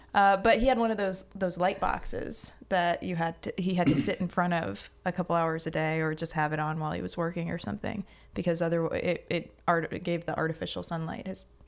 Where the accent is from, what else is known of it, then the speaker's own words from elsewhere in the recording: North Charleston, South Carolina, United States; also born or lived in Augusta; Yes, I was born in Augusta. I lived there for a couple of years, and then my parents moved down here. I lived in North Charleston.